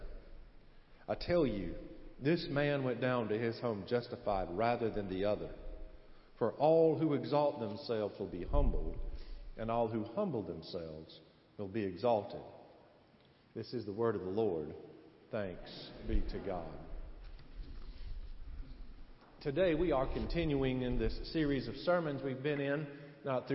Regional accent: South Carolina, United States; accent: Southern; I'm from South Carolina

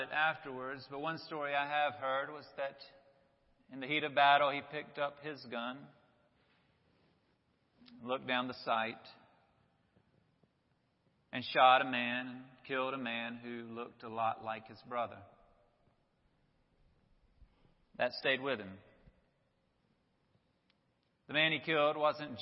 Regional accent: Rock Hill, South Carolina, United States; I grew up in Rock Hill

